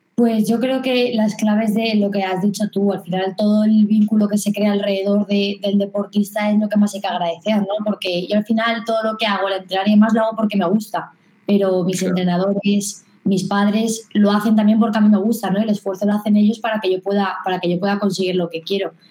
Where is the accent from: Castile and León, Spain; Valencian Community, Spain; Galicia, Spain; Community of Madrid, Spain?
Community of Madrid, Spain; Madrid; yo soy de Madrid, pero compito por Castilla-La Mancha